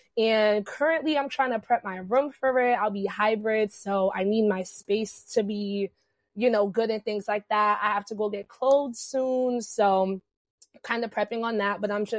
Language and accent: English; New Jersey, United States; But yeah, I am from Jersey. I'm in the Central Jersey area. So shout out to y'all in Central Jersey, which is a thing.